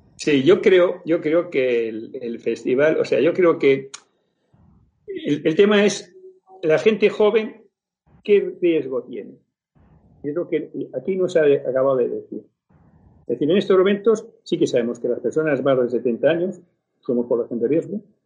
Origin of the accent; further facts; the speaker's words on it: Logroño, La Rioja, Spain; moved away; also born or lived in Barcelona; yo soy nacido en Logroño, bueno, he criado en Logroño.